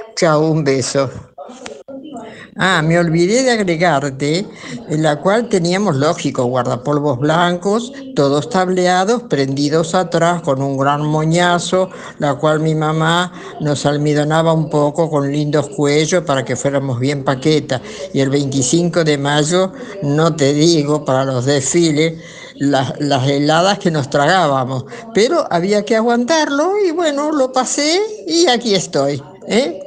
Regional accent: Buchardo, Córdoba, Argentina; Nací en Buchardo, mi escuela primaria la hice ahí

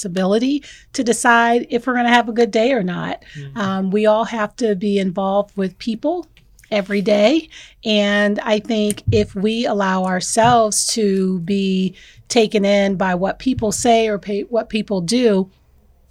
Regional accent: New Haven, Connecticut, United States; moved away as an adult; also born or lived in Jersey City, New Jersey / Dover, Delaware; now in Erie, United States; I actually was born in Jersey City, New Jersey. And I was raised in New Haven, Connecticut

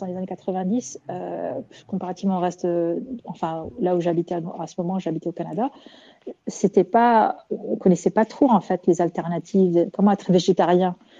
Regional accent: Morocco; now in Montreal, Canada; au Maroc, mon pays d'origine

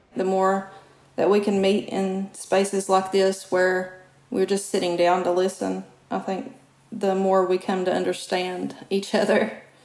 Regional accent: Kentucky, United States; my home state of Kentucky

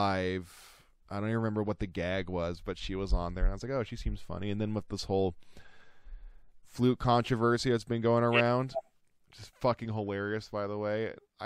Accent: St. Catharines, Ontario, Canada; I went to go born and raised in St. Catharines

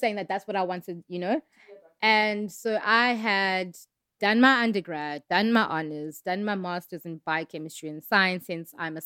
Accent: Pietermaritzburg, KwaZulu-Natal, South Africa; born and bred in Pietermaritzburg, KZN

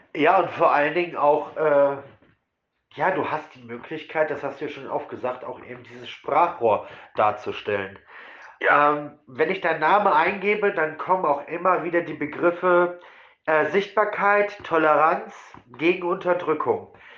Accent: Essen, North Rhine-Westphalia, Germany; ich komme jetzt auch nicht aus der größten Stadt, ich komme aus Essen

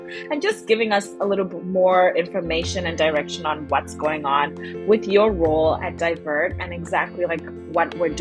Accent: Zimbabwe; now in Nova Scotia, Canada; my country of Zimbabwe

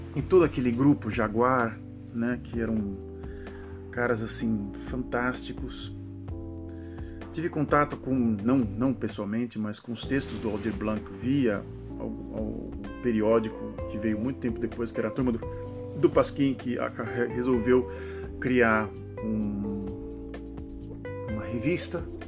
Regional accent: Santos, São Paulo, Brazil; moved away; eu sou da cidade de Santos

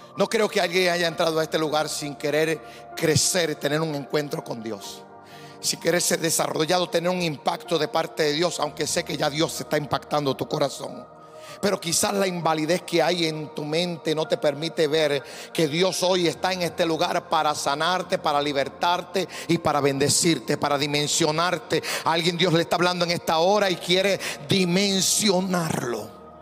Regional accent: Puerto Rico; como yo, un puertorriqueño

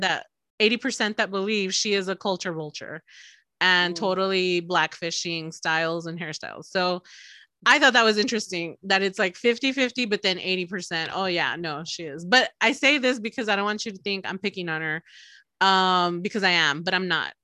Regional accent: El Paso, Texas, United States; I'm from El Paso

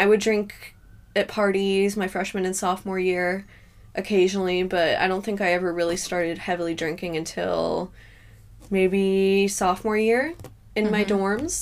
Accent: right outside of Raleigh, North Carolina, United States; moved away as an adult; now in London, United Kingdom; I was born and raised right outside of Raleigh, North Carolina

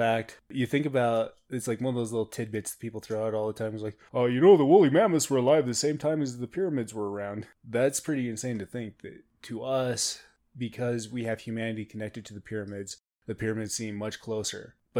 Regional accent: Ireland; We're from Ireland, so we don't know what that is.

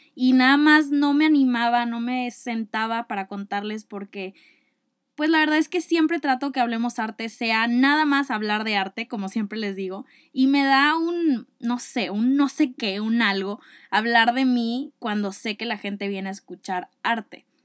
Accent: Monterrey, Nuevo León, Mexico; soy de Monterrey, Nuevo León.

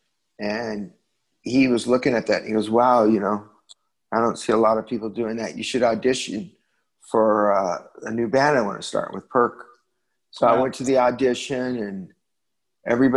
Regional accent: Santa Monica, California, United States; I was born and raised in Santa Monica, California

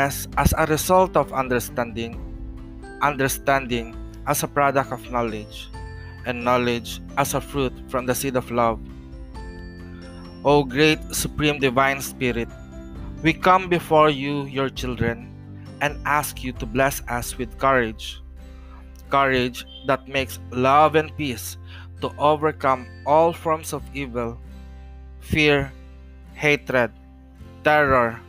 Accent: Philippines; As a Filipino traditional healer practicing Hilot

